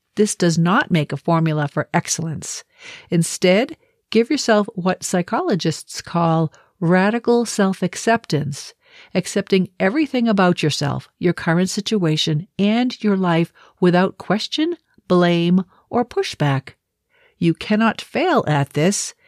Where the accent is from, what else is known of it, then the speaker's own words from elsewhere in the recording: Boston, Massachusetts, United States; moved away; I'm originally from Boston